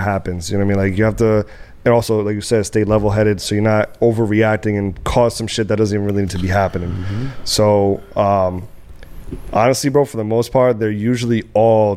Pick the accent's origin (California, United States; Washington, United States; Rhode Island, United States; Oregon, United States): Rhode Island, United States; Providence; also born or lived in Dominican Republic / Atlanta, Georgia; now in Miami, United States; State-wise, I'm from Rhode Island. I'm from Providence, Rhode Island.